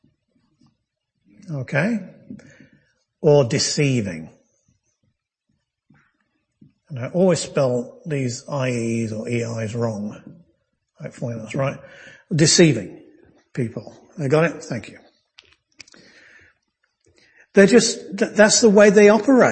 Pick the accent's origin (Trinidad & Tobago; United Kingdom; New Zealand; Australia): United Kingdom; now in United States; I'm a Brit